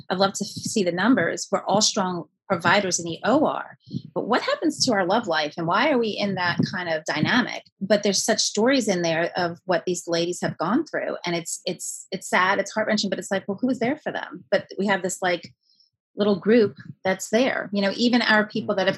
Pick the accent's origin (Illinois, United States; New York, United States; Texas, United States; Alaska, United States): New York, United States; New York City; You know, I was born and raised in New York City, Italian immigrant family.